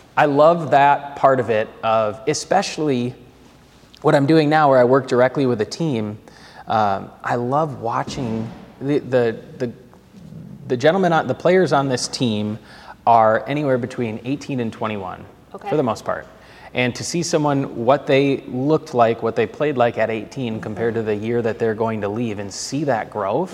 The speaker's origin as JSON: {"language": "English", "town": "Minneapolis", "region": "Minnesota", "country": "United States", "tie": "born or raised there", "also_born_or_lived": "Atlanta", "accent": "Minnesotan", "moved": "as an adult", "said": "I grew up playing hockey in the Twin Cities"}